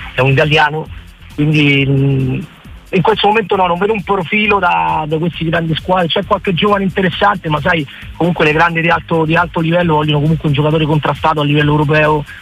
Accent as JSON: {"language": "Italian", "town": "Rome", "region": "Lazio", "country": "Italy", "tie": "born or raised there", "moved": "as an adult", "lives_now": "Spain", "said": "io sono italiano, eh, sono nato a Roma, sono nove anni che vivo in Spagna"}